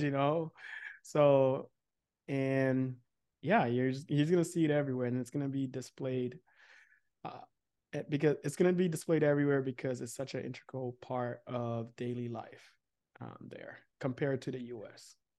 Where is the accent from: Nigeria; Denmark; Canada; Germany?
Nigeria; growing up in, um, a very religious, um, Nigerian household